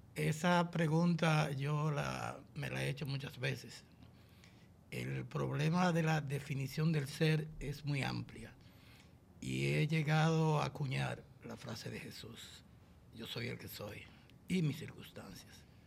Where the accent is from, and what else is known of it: San José de Ocoa, Dominican Republic; born or raised there